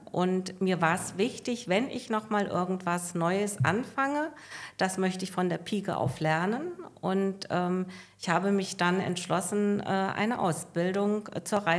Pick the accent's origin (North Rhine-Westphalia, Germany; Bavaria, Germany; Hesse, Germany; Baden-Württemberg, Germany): Hesse, Germany; Bottendorf; bin 62 Jahre alt, äh, komme aus dem schönen Hessenland, ähm, aus meinem Geburtsort Bottendorf, wo ich auch heute noch fest verwurzelt bin.